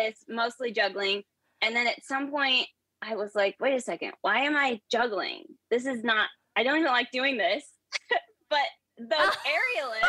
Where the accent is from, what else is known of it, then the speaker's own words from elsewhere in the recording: San Bernardino Mountains, California, United States; now in Austin, United States; I was born and raised in California in the San Bernardino Mountains